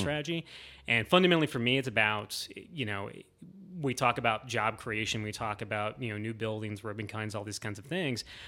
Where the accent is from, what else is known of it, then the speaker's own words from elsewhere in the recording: Northwest Ohio, United States; moved away as an adult; now in Columbus, United States; I grew up in Northwest Ohio.